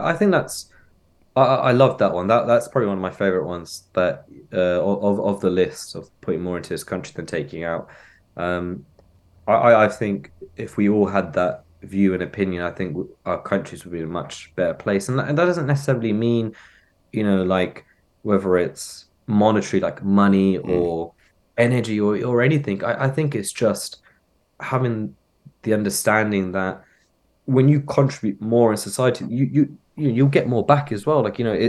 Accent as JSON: {"language": "English", "town": "Cox Green", "region": "South East England", "country": "United Kingdom", "tie": "born or raised there", "said": "growing up in Maynard, I'm in Cox Green, this is my town, blah blah."}